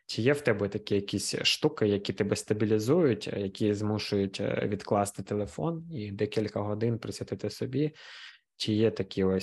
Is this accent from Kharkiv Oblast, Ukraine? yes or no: yes; Kharkiv, Kharkiv Oblast, Ukraine; Я з Харкова взагалі.